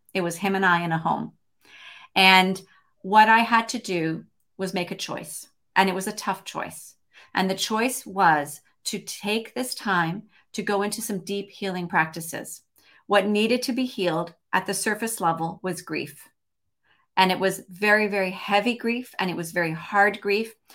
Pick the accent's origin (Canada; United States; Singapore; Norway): Canada; Montreal, Quebec; also born or lived in Toronto, Canada / Vancouver area, British Columbia, Canada; now in British Columbia, Canada; from Montreal, lived in Toronto for thirty-two